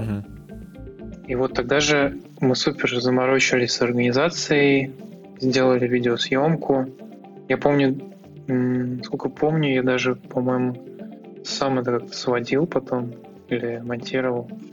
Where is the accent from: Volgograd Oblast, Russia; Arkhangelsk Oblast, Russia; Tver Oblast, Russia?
Tver Oblast, Russia; Tver; Ну, это мой родной город. То есть, я здесь родился и вырос.